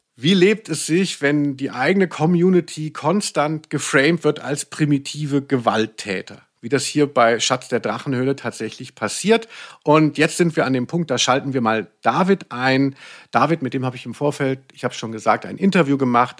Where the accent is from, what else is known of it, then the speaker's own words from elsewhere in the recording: Central Germany, Germany; Ich komme aus der Mitte von Deutschland